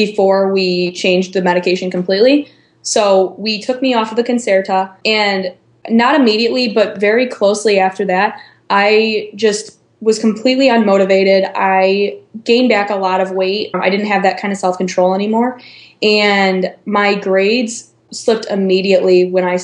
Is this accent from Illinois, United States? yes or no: yes; Chicago suburbs, Illinois, United States; moved away as an adult; now in Iowa City, United States; I'm from the Chicago suburbs, but I go to school in Iowa City, Iowa at the University of Iowa